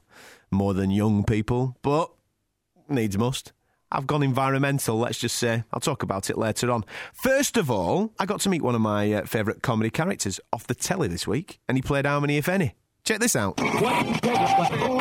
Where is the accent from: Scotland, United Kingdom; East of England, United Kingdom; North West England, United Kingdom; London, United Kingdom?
North West England, United Kingdom; Blackburn; my hometown of Blackburn